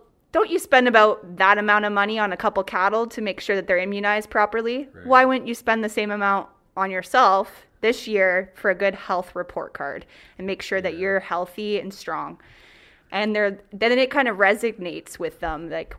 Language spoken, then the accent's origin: English; Brussels, Ontario, Canada; Brussels, Ontario. Woo. So when I went to university, people thought when I said Brussels that I was Brussels, Belgium. Wow. Not Belgium. Brussels, Ontario, Huron County.